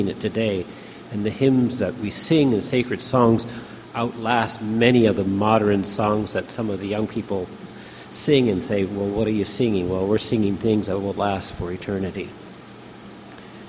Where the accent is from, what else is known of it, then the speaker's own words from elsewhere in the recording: Canada; I am a Canadian